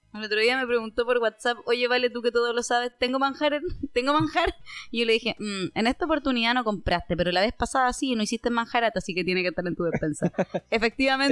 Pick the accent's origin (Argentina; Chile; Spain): Chile; Concepción, Biobío; nosotros somos de Concepción